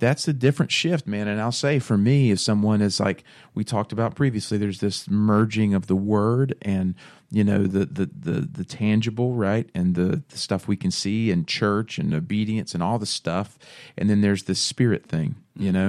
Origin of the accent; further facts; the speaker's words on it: Bible Belt, the South, United States; born and raised in the Bible Belt, grew up going to church, um, you know, it's just what you do, right? In the South, you go to church on Sunday